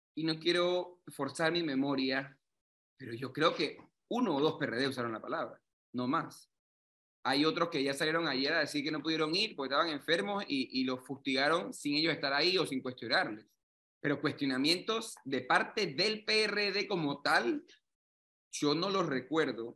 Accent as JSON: {"language": "Spanish", "country": "Panama", "said": "que somos todos los panameños"}